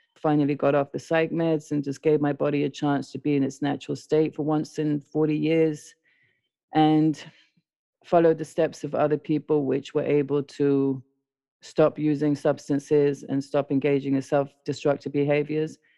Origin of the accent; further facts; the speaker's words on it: London, United Kingdom; also born or lived in South America; I was born in South America, raised in London